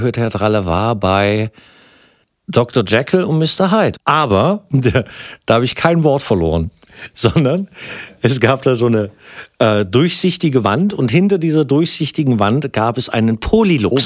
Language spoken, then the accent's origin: German; Gröden, Brandenburg, Germany; Ich komm aus Gröden. Ne? Gröden ist nicht das berühmte Gröden, der Skifahrtsort. Nee, das ist so ein kleines, kleines verschlafenes Örtchen an der Grenze äh, zu Sachsen. Ich bin aber noch Brandenburger.